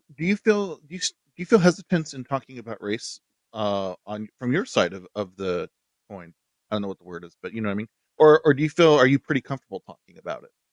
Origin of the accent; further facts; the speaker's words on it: Utah, United States; I grew up in Utah